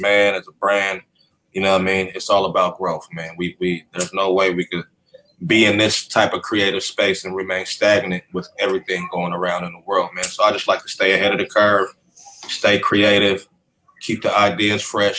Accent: Sacramento, California, United States; I'm from Sacramento

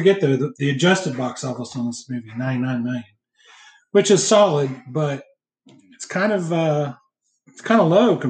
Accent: the North, United States; I grew up in the North where TBS wasn't necessarily an automatic thing

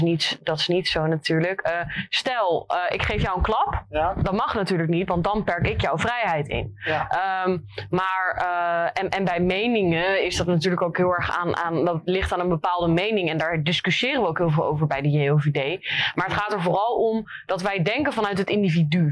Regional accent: Rotterdam, South Holland, Netherlands; also born or lived in Leiden; ik kom oorspronkelijk uit Rotterdam. Heb hier ook op theaterschool gezeten van Hofplein, middelbare school

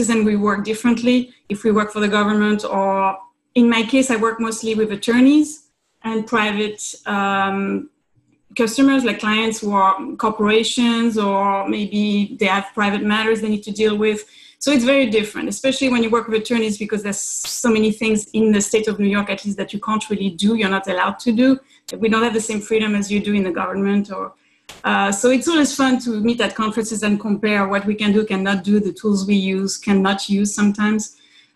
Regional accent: France; moved away as an adult; also born or lived in Hungary; now in Brooklyn, United States; I was coming from France, working in the US

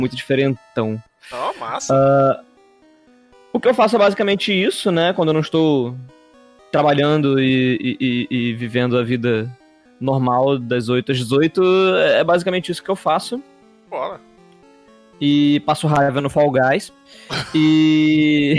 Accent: Rio de Janeiro, Brazil; eu sou carioca, mas apesar de eu ser carioca

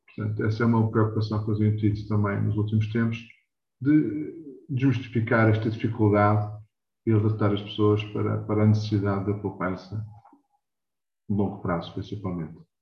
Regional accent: Lisbon, Portugal; eu nasci em Lisboa, nada e criado em Lisboa

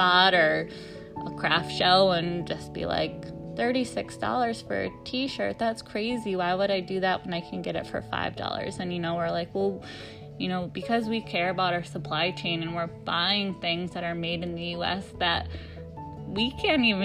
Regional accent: upstate New York, United States; moved away as an adult; We're from upstate New York originally, but we moved out west

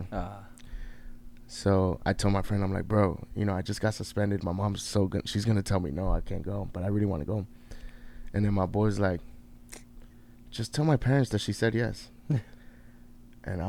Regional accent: New York, United States; moved away; also born or lived in Miami; I grew up in New York, and mm-hmm. I got a lot of family in New York

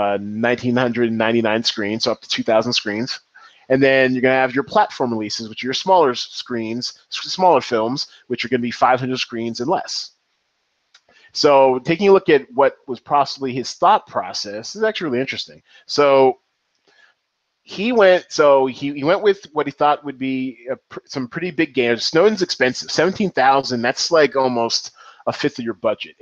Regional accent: Seattle, Washington, United States; I am from Seattle. I claim the 206

